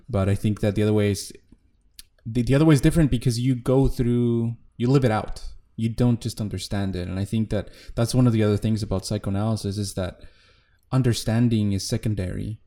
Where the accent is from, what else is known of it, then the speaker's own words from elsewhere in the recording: Mexico; I'm a musician from Mexico.